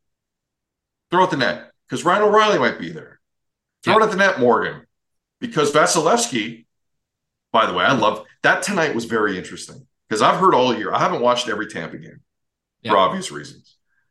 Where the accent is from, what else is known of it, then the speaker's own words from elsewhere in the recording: Mississauga, Ontario, Canada; I'm from Mississauga.